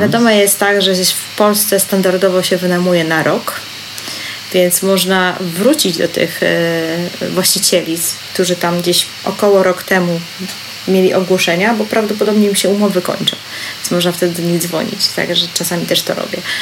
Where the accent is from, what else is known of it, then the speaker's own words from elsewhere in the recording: Tricity, Pomeranian Voivodeship, Poland; jestem z Trójmiasta